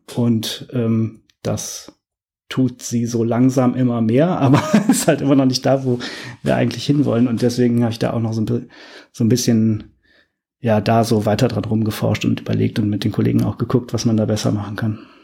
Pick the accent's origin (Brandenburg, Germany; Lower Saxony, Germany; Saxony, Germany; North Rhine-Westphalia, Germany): North Rhine-Westphalia, Germany; Cologne; moved away; komme ursprünglich aus Köln